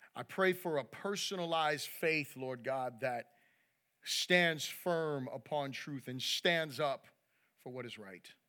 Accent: United States; I'm proud to be an American

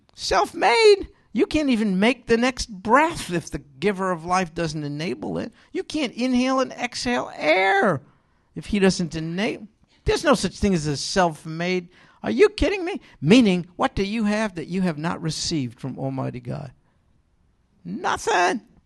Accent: New York, United States; I'm from New York

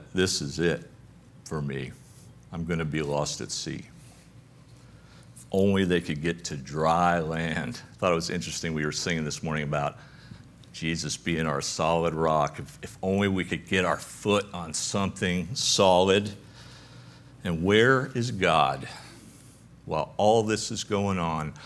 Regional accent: Connecticut, United States; moved away; I grew up in Connecticut.

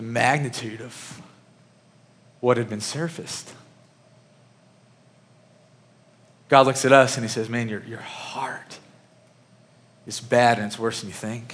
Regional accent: Murray, Kentucky, United States; moved away; the church that I grew up in back in Murray, Kentucky

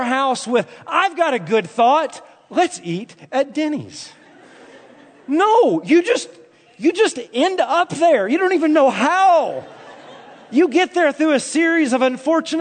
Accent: the South, United States; moved away; Growing up in the South

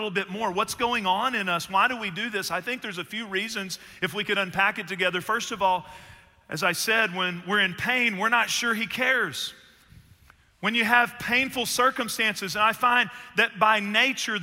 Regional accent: Northeast Texas, United States; I was born in Northeast Texas and I played athletics

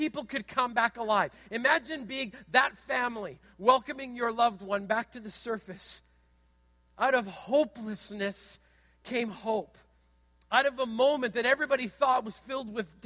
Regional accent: Manitoba, Canada; When I was a kid growing up in Manitoba

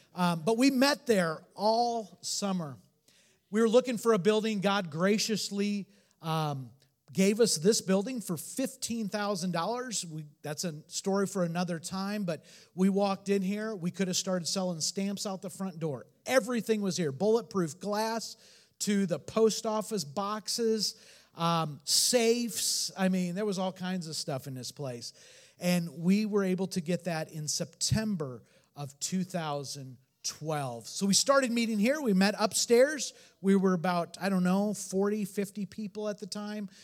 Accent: Northern Indiana, United States; also born or lived in Portland, Oregon; now in Detroit, United States; Both of us were from the Midwest. I'm from Northern Indiana.

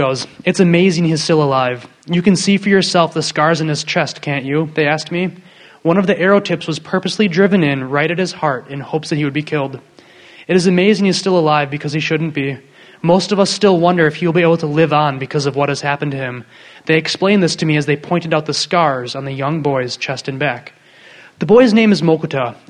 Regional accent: Waukesha, Wisconsin, United States; also born or lived in Southern California; I'm from Wisconsin. I grew up in Waukesha, near Milwaukee.

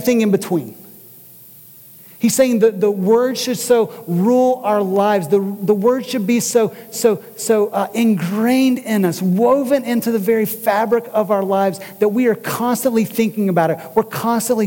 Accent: Kentucky, United States; moved away; I'm from Kentucky

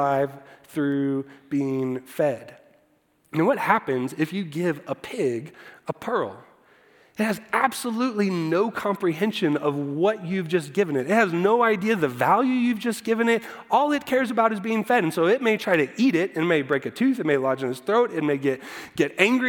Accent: Iowa, United States; I grew up in Iowa

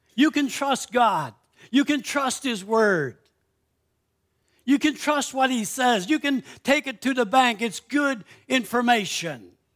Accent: Canada; I'm a Canadian citizen.

